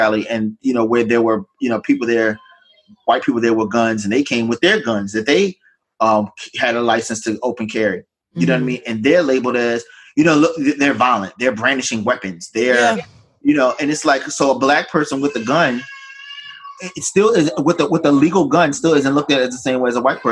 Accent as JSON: {"language": "English", "region": "the South", "country": "United States", "tie": "born or raised there", "said": "I grew up in the South"}